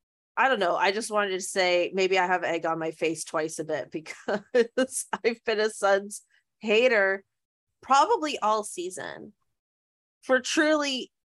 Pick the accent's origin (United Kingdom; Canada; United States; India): Canada; it is legit crazy that we didn't know her, even though we're Canadian, we're saying.